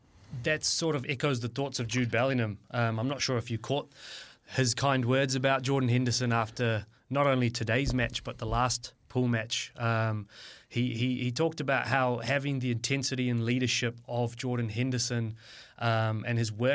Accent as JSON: {"language": "English", "country": "South Africa", "tie": "born or raised there", "moved": "yes", "lives_now": "New Zealand", "said": "I was born in South Africa, but yep. My great-grandparents come from India."}